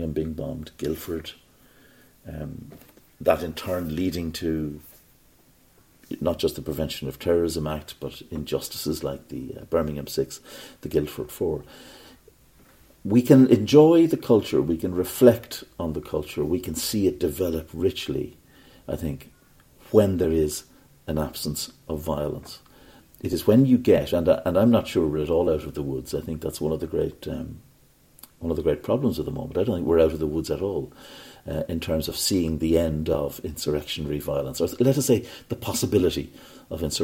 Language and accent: English; Ireland; when I was growing up in Ireland